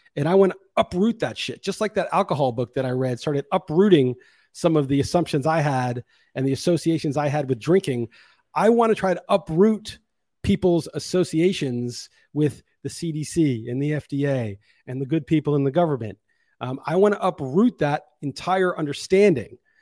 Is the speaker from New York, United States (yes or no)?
yes; New York City, New York, United States; I grew up being pretty jaded growing up in New York City